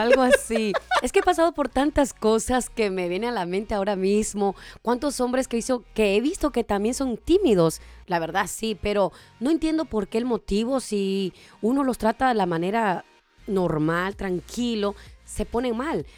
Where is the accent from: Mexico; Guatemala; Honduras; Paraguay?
Honduras; now in Las Vegas, United States; yo soy nacida en Honduras, pero vengo de allá directamente para Las Vegas